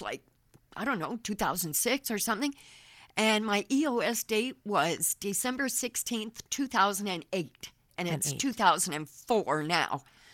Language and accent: English; Canada; moved away; also born or lived in Florida; I was from Canada